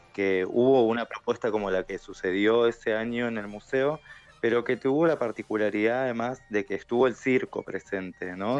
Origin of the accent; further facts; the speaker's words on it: Neuquén, Argentina; moved away as an adult; also born or lived in Rosario; la única neuquina en esta categoría